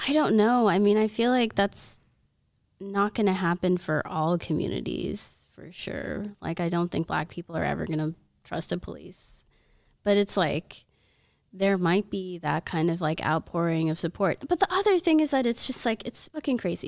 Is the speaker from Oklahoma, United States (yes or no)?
yes; Oklahoma, United States; moved away; I'm from Oklahoma, and everybody out there is, like, you know, survivalist mentality